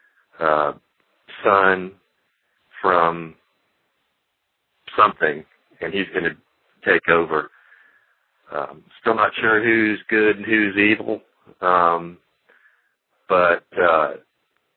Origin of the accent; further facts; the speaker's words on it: South Carolina, United States; I'm from South Carolina